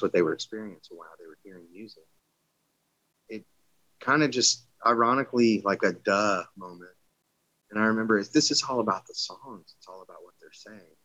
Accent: Southern Louisiana, United States; moved away; I'm from Southern Louisiana originally

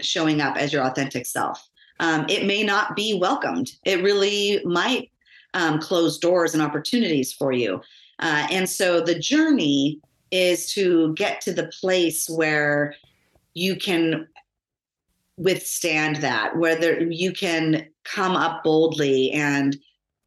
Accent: Los Angeles, California, United States; they moved us out of Los Angeles into the suburbs of San Fernando Valley

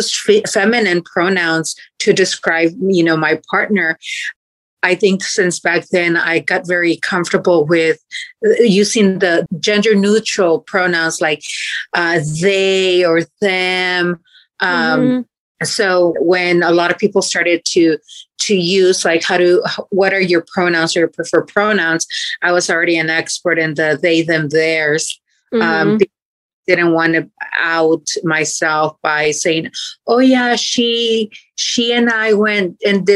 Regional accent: Mexico; now in Fort Worth, United States; I was born and raised in Mexico

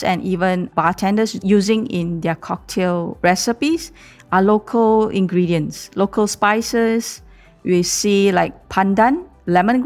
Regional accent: Kuala Lumpur, Malaysia; I'm from Kuala Lumpur

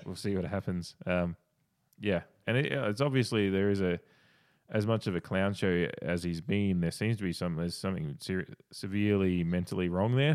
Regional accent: Australia; Well, I'm Australian

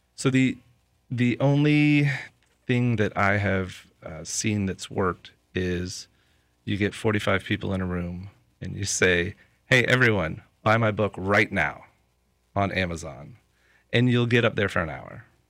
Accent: Lakeland, Florida, United States; I'm from Lakeland, and the majority of people that I know and the reach that I have is in Lakeland.

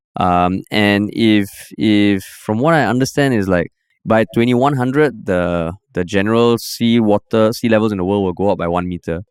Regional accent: East Region, Singapore; I grew up in the Far East

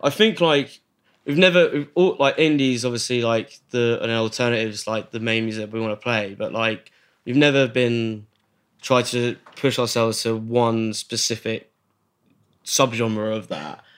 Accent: Wokingham, South East England, United Kingdom; growing up in Wokingham

